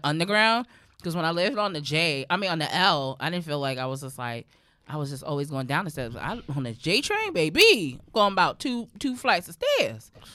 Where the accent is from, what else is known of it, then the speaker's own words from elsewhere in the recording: New York, United States; also born or lived in Brooklyn, New York; growing up in Harlem where, like, everything was low-key accessible